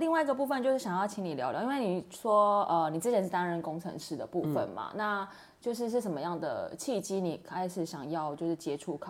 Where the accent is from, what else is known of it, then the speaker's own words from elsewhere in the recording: Kaohsiung, Taiwan; now in Taipei, Taiwan; 我自己本身我是高雄人嘛，然后高雄已经它是一个都市，然后我后来又在台北，就长期都生活在台北。